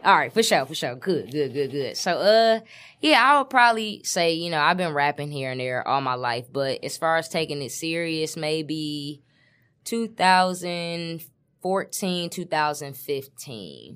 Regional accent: Detroit, Michigan, United States; I'm from West Side, seven mile, Detroit, Michigan.

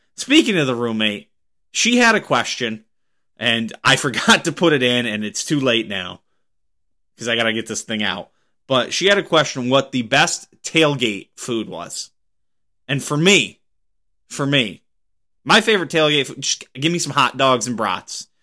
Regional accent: Pennsylvania, United States; moved away; back in my home state of Pennsylvania

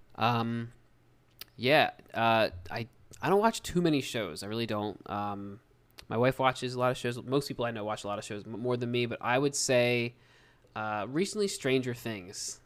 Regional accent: United States; We're from the United States

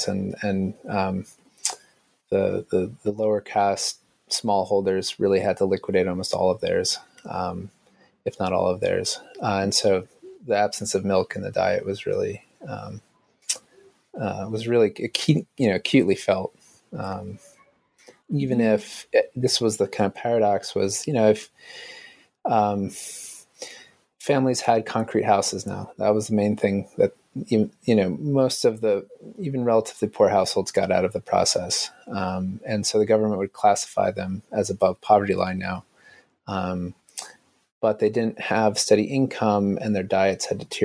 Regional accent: United States; being a foreigner and being American

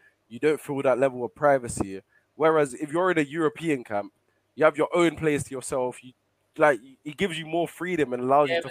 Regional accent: England, United Kingdom; also born or lived in Portugal; I was born in Portugal, yeah, but my whole family's from Guinea-Bissau, a country in West Africa. I feel like me as a player, I should get to decide where I want to play. I have the option of Guinea-Bissau and Portugal. I grew up in England

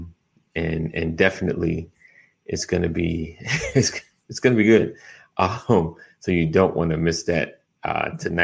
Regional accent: New York, United States; I'm from New York

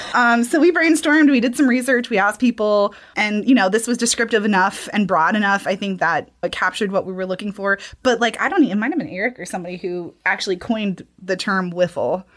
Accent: Alabama, United States; moved away as an adult; also born or lived in Savannah, Georgia; now in Kentucky, United States; I'm originally from Alabama.

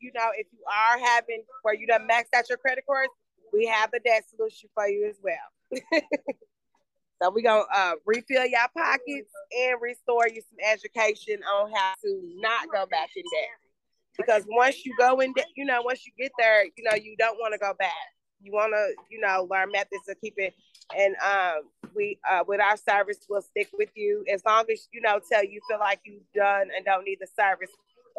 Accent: Louisville, Kentucky, United States; I'm from Louisville, grew up there

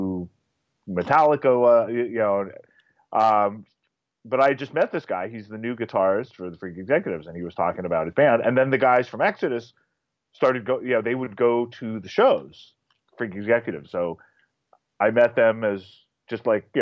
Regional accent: Berkeley, California, United States; I grew up in Berkeley, California

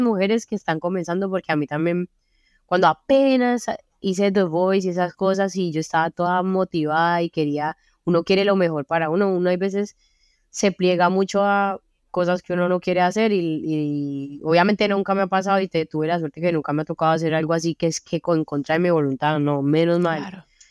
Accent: Cali, Valle del Cauca, Colombia; moved away as an adult; also born or lived in Belgium; now in Brussels, Belgium; mi vida en Colombia y lo que viví, como donde crecí

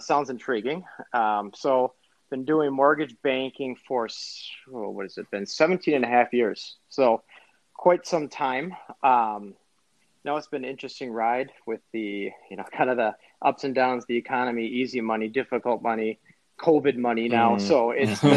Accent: Edina, Minnesota, United States; also born or lived in Philadelphia, Pennsylvania; I grew up in Edina, graduated from Breck High School

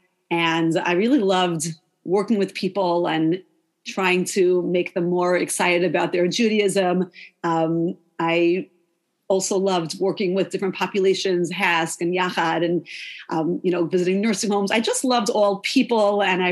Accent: Lawrence, New York, United States; I'm from Lawrence, New York, five towns before it was like it is the five towns now. Very different when I grew up.

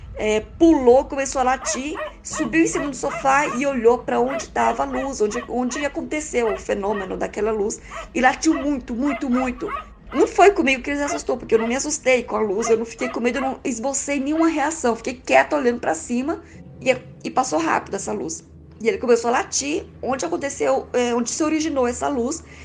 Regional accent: Goiânia, Goiás, Brazil; sou de Goiânia, Goiás

